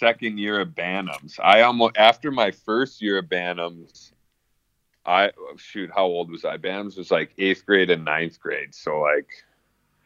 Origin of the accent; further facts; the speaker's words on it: Plymouth, United States; just in my hometown in Plymouth